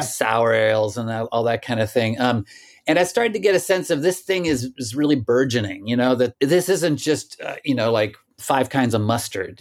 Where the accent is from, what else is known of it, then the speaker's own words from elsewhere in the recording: Stillwater, Oklahoma, United States; now in Brooklyn, New York, United States; I also grew up in Oklahoma, was born there and grew up there